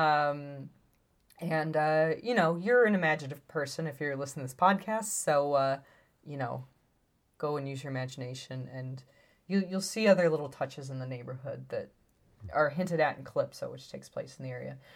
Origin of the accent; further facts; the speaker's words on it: Chicago, Illinois, United States; now in Portland, United States; I come from Chicago, which is, like, we, we see architecture as such, like, an integral part of our heritage